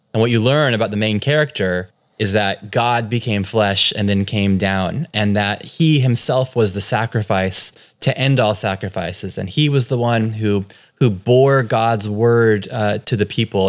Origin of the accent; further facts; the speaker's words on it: California, United States; accent: from California; moved away as an adult; now in Cork, Ireland; So I'm born and raised in California.